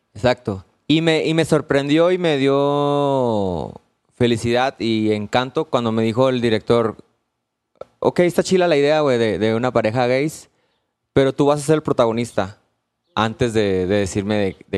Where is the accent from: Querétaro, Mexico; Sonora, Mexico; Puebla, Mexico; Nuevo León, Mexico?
Sonora, Mexico; Hermosillo; yo soy de Hermosillo.